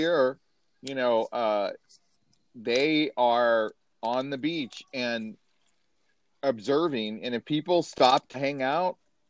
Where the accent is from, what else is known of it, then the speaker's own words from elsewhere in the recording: Dallas-Fort Worth area, Texas, United States; moved away; where I grew up in the Dallas-Fort Worth area